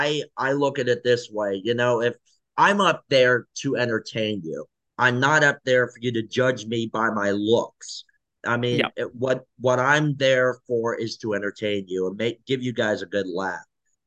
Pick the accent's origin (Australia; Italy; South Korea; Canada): South Korea; Yes. So I'm from South Korea.